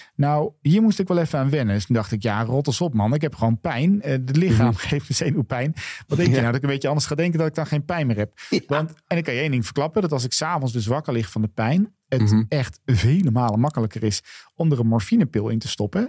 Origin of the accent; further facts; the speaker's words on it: Netherlands; wij daar dus als Nederlanders ook een woord voor hebben